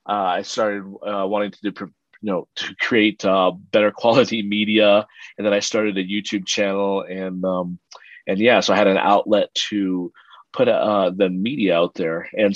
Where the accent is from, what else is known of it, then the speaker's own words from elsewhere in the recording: Philippines; born there; I was born in the Philippines. My dad's he was in the U.S. Air Force. He was an American, and my mom was a Filipino, and that's where they met at the U.S. Air Force base there.